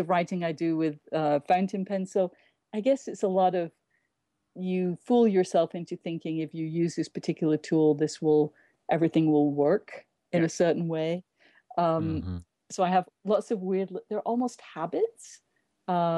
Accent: England, United Kingdom; moved away as an adult; now in New York, United States

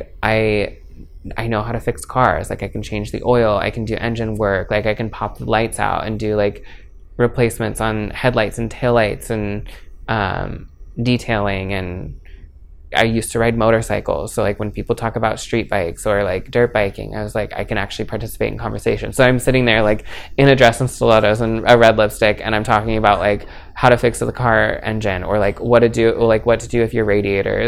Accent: Maple Valley, Washington, United States; also born or lived in Florida; now in Seattle, United States; I was born in Florida, but my family moved here when I was 2. So I just consider born and raised in Maple Valley

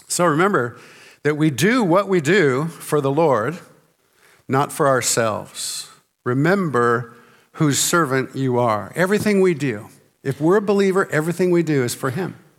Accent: Santa Barbara, California, United States; I was born in Santa Barbara, California, uh, near the beach, actually not too far away from the beach

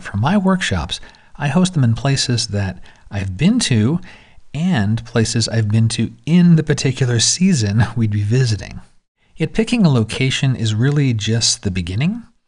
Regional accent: San Diego, California, United States; San Diego, my hometown

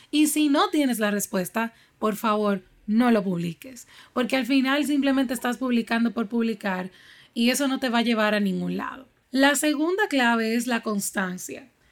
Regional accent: Dominican Republic; aquí en mi país, República Dominicana

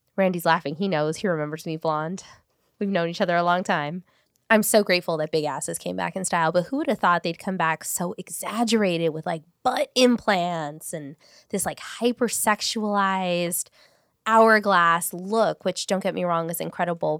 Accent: Paramount, California, United States; I grew up in Paramount. I went to school in Paramount

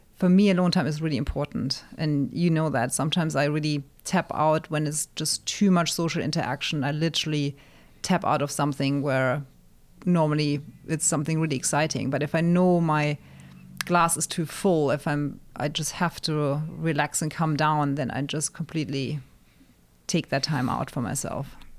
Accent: Germany; moved away as an adult; also born or lived in England; now in United States; being born and raised in Germany, my mom being German, my dad being North African

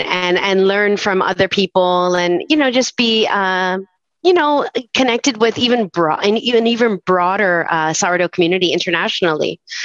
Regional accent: Weston, Florida, United States; moved away as an adult; now in Gainesville, United States; I'm originally from Fort Lauderdale or what is known as Weston, as far west as you can go to the Everglades

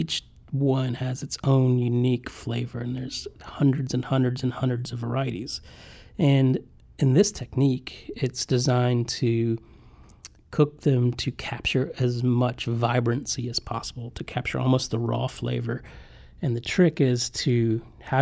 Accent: Appalachian Mountains, southwestern Virginia, United States; now in Charleston, United States; I grew up way back in the Appalachian Mountains near Kentucky in the southwestern corner of Virginia.

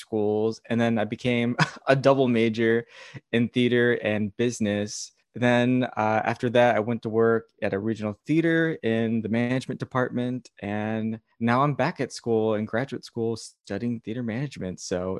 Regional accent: Connecticut, United States; also born or lived in New York; I was born in New York, but then I moved to Connecticut when I was a small baby. So I'm now based in New Haven, Connecticut.

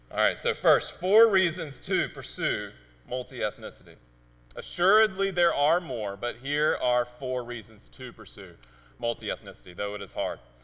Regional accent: Mississippi Delta, United States; accent: Mississippiisms; moved away as an adult; also born or lived in Arizona / Memphis, Tennessee; now in Cambridge; I was born in Arizona. I lived in Memphis for several years, and then we moved down to rural Mississippi. And uh, we lived in the Mississippi Delta

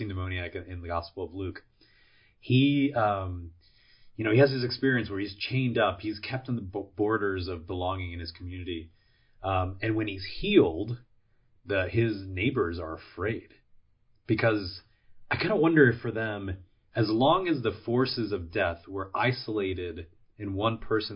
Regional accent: Puerto Rico; now in United States; I'm from Puerto Rico, and Puerto Ricans are U.S. citizens since the 1910s. So when we moved from Puerto Rico to the mainland

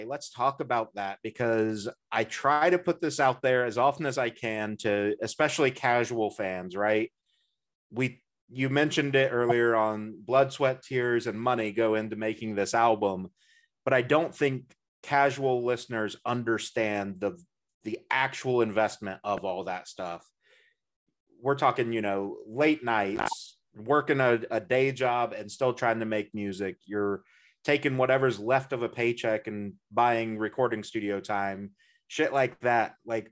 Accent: Midwest, United States; as a Midwesterner

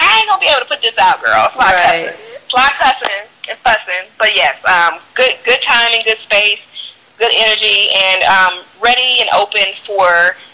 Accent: Fort Worth, Texas, United States; moved away; also born or lived in New York; I am originally from Texas, Fort Worth, Texas, to be specifically. And um, I lived in New York for almost 10 years

